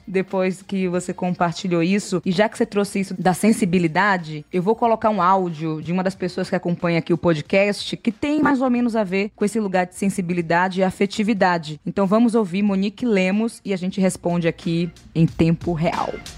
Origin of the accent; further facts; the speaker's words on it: ABC Paulista, São Paulo, Brazil; sou da ABC de São Paulo